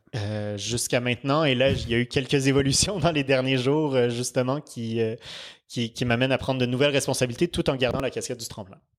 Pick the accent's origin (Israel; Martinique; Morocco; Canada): Canada; Quebec; now in France; je suis canadien